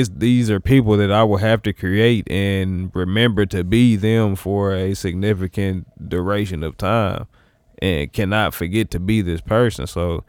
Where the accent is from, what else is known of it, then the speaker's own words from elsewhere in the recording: Wyoming, United States; Like, look, bro, chill. I'm from Wyoming.